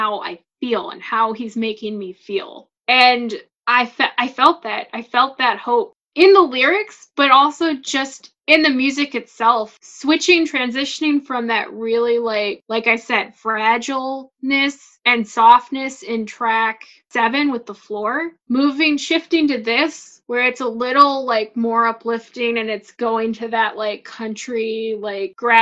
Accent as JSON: {"language": "English", "region": "Midwest", "country": "United States", "said": "I'm from the Midwest and I haven't traveled much outside of the Midwest"}